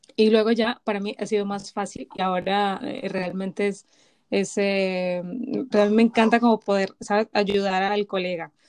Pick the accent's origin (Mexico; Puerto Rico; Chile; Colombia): Colombia; Bogotá; now in Spain; vengo de Bogotá